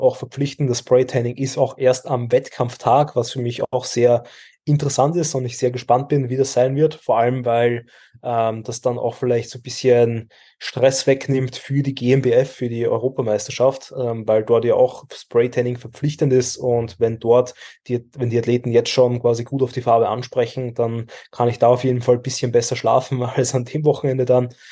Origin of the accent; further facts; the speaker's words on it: Austria; wir stellen als Österreicher